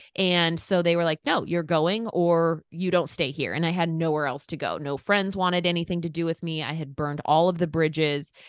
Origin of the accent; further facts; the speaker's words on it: Eastern Oregon, United States; moved away as an adult; now in Indiana, United States; I am from Eastern Oregon